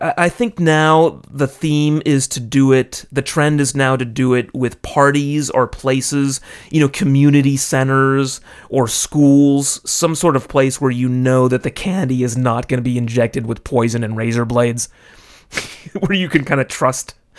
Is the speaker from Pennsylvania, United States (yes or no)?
no; California, United States; now in Japan; I grew up in California